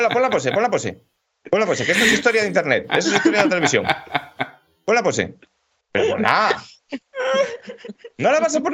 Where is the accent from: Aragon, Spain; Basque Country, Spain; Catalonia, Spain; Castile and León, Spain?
Aragon, Spain; Tarazona; yo soy de Tarazona.